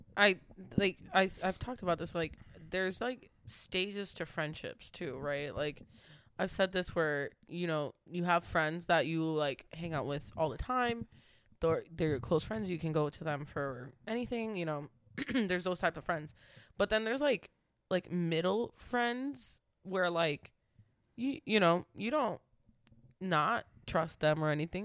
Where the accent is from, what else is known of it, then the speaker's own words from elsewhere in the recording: Waltham, Massachusetts, United States; Waltham is my hometown